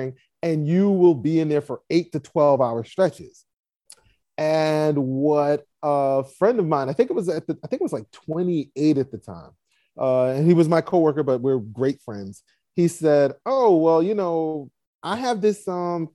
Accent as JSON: {"language": "English", "town": "New York City", "region": "New York", "country": "United States", "tie": "born or raised there", "said": "I grew up in Brooklyn, New York"}